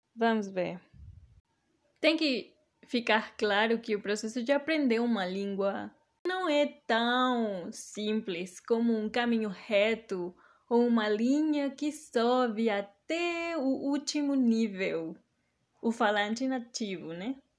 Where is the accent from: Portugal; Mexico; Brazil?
Mexico; accent: mix of Mexican Spanish, Maranhão and Pará Portuguese, southern Brazilian; first language Spanish; Portuguese is a second language; Uma mistura da minha primeira língua, o espanhol, mais especificamente a variante mexicana, com o português maranhense, um pouco de português paraense